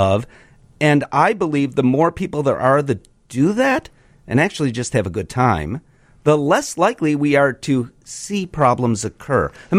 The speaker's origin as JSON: {"language": "English", "town": "Chicago", "region": "Illinois", "country": "United States", "said": "I'm a Chicagoan."}